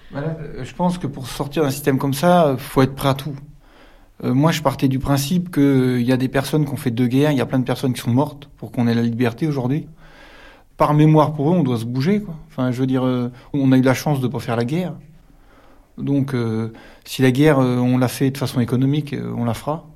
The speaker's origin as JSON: {"language": "French", "area": "Calvados, near Villers-Bocage", "region": "Normandy", "country": "France", "moved": "as an adult", "lives_now": "Perche, France", "said": "Je suis du Calvados, pas loin de Villers-Bocage"}